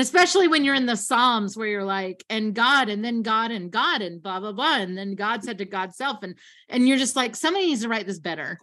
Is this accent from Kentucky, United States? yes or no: yes; Kentucky, United States; I grew up in Kentucky